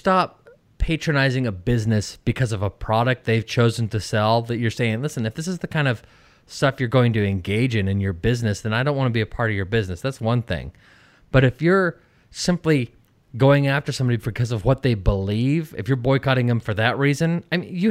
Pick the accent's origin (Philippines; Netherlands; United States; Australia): United States; West Coast; moved away as an adult; also born or lived in Washington, D.C.; I grew up on the West Coast